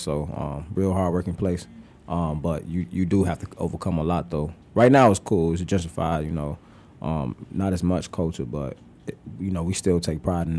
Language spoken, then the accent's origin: English; Chicago, Illinois, United States; I'm from Chicago.